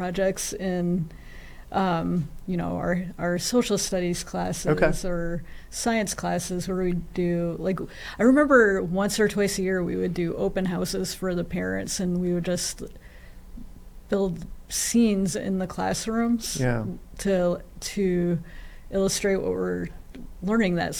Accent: Chesterfield, New Hampshire, United States; moved away as an adult; also born or lived in Chicago; I grew up in Chesterfield, New Hampshire

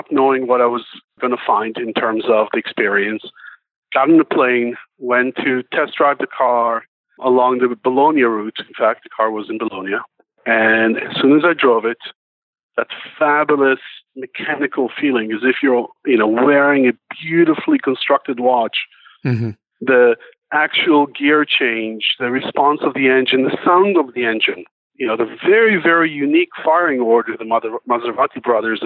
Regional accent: Israel; we're from Israel

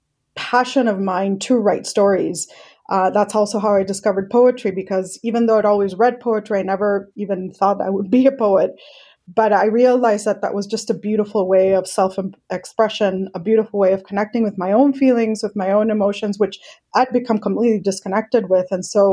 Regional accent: Colombia; also born or lived in Mexico / Hong Kong; now in United States; Indian descent. I was born in Mexico, grew up in Colombia. I've lived in Hong Kong. Now I live in the US.

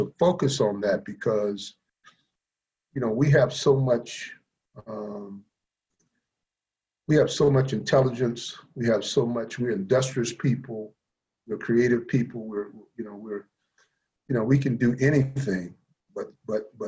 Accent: Columbia, South Carolina, United States; also born or lived in Virginia; as a person growing up in Columbia, South Carolina

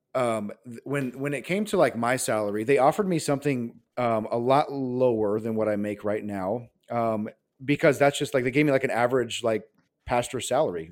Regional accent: Nebraska, United States; moved away as an adult; now in California, United States; growing up in the Bible Belt, actually, in Nebraska, and so, um, so I move out here to California, um, to go to college

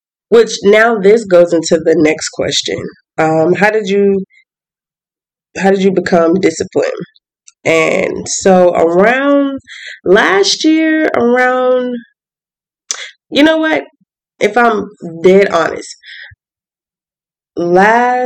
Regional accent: Atlanta, Georgia, United States; moved away as an adult; also born or lived in Birmingham; I'm from Atlanta

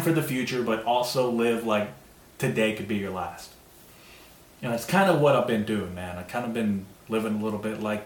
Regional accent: United States; As an American, dude, first generation American

